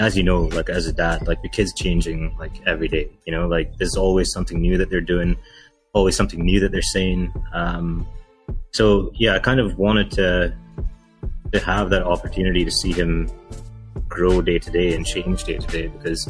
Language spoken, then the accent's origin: English; Dubai, United Arab Emirates; Sri Lankan kid born and raised in Dubai. Lived here my whole life, 31 years now.